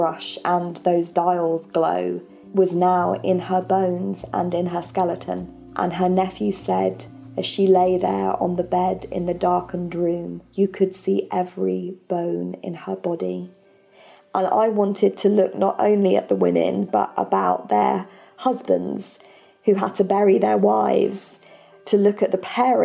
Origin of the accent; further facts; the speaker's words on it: England, United Kingdom; I'm from England